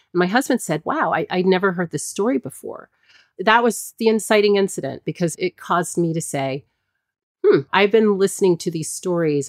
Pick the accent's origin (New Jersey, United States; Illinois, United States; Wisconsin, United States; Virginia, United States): Virginia, United States; Hampton; I grew up in Hampton, Virginia